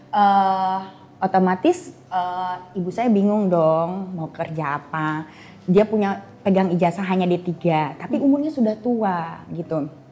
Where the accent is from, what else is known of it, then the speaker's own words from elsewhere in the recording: Jakarta, Indonesia; di Jakarta, saya lahir di Jakarta, oh, okay. SD